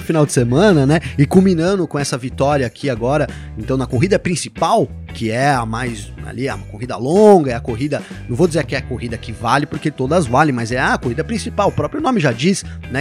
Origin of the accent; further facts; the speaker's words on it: Brazil; Eu sou brasileiro